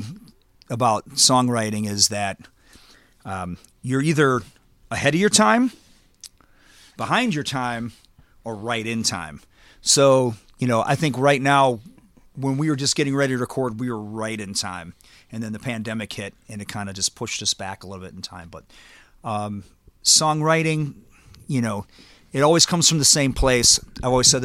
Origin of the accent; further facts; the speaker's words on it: Chicago, Illinois, United States; also born or lived in Louisville; being Chicagoan